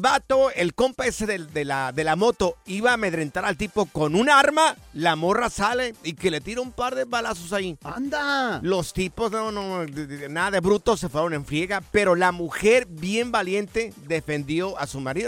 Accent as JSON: {"language": "Spanish", "region": "Jalisco", "country": "Mexico", "said": "yo soy del estado de Jalisco"}